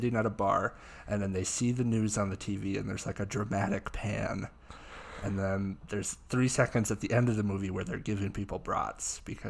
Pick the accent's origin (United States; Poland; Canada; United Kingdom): United States; Sheboygan, Wisconsin; I'm from Sheboygan